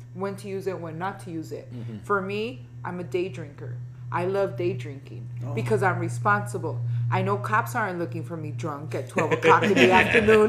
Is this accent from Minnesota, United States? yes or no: no; Los Angeles, California, United States; I was born here and I grew up here. I actually was born at California Hospital on Hope, right behind Staples Center.